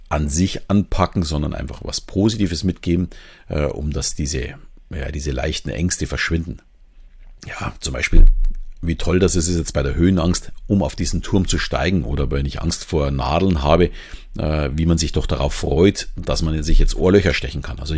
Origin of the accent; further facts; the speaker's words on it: Southern Germany, Germany; accent: Southern German; nicht jedem gefällt jetzt meine Stimme oder meine Sprechgeschwindigkeit, mein süddeutscher Akzent vielleicht.